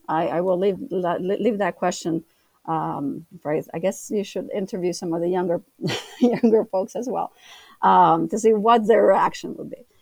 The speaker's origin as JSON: {"language": "English", "country": "United States", "said": "as an American, I'm living in two different countries"}